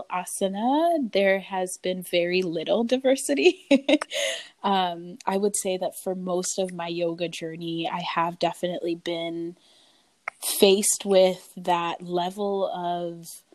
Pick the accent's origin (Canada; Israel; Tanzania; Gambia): Gambia; now in United States; I am originally from the Gambia, West Africa, but have been around a lot of places in the U.S. since then.